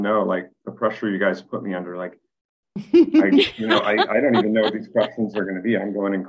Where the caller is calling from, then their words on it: San Diego, California, United States; I'm coming from San Diego.